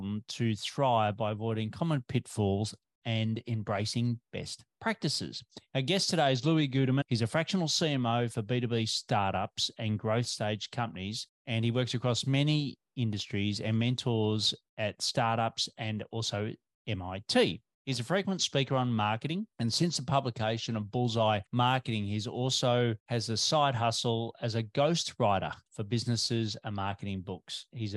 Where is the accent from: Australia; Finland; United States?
Australia